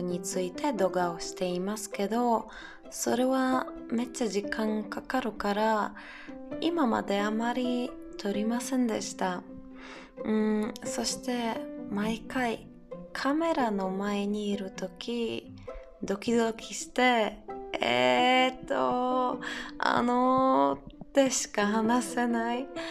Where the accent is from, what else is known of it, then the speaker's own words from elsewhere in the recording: Poland; Japanese is a second language; ポーランド人で